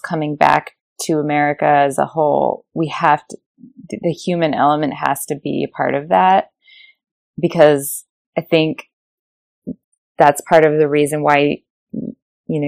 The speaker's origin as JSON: {"language": "English", "region": "Rhode Island", "country": "United States", "moved": "yes", "lives_now": "North Carolina, United States", "said": "I'm from Rhode Island, where there are a lot of old brick mills"}